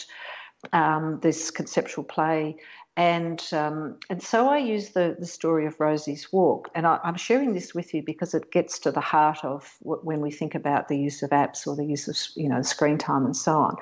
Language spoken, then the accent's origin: English; Western Australia, Australia; moved away; I went back to my hometown where I grew up on a farm in Western Australia